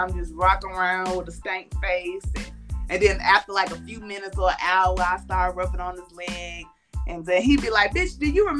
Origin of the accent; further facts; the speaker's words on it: Charlotte, North Carolina, United States; I'm from the west side, but I stay in the north side now.